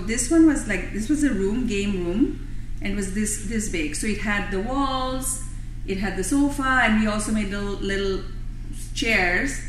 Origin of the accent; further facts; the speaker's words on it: Bangladesh; moved away as an adult; I was a foreign student. My parents are in Bangladesh. I'm from Bangladesh